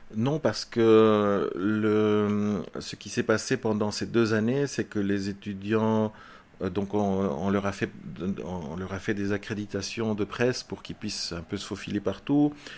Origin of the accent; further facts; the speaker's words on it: Belgium; also born or lived in Chile; je suis arrivé à l'âge de 4 ans euh, en Belgique, euh, je suis fils d'exilé. Donc c'est mon père qui était prisonnier politique et on est arrivé en Belgique avec euh, toute la famille. Et donc j'ai grandi en Belgique